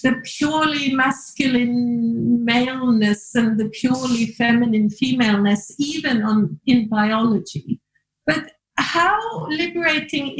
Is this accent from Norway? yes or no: yes; Norway; Me growing up in Norway